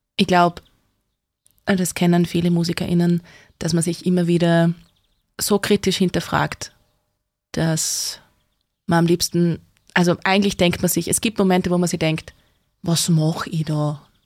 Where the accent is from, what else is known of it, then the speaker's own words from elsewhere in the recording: Neumarkt, Styria, Austria; ich bin aus Neumarkt